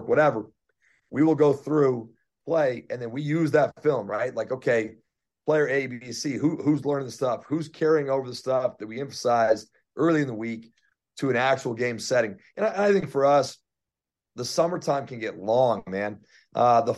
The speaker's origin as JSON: {"language": "English", "town": "Denver", "region": "Colorado", "country": "United States", "said": "I'm from Denver"}